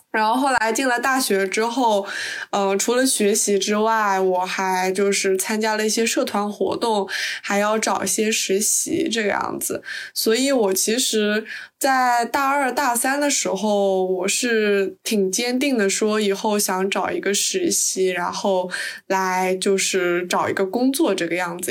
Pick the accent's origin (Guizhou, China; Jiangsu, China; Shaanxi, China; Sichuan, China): Jiangsu, China; Suzhou; now in United Kingdom; 我也是南方人，我是苏州的